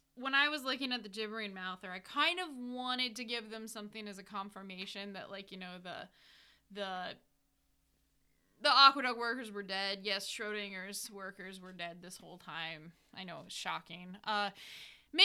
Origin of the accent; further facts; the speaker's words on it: United States; we're American